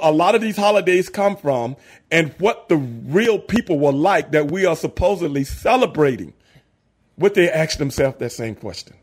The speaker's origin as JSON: {"language": "English", "town": "Houston", "region": "Texas", "country": "United States", "said": "I'm from South Park in Southeast Houston."}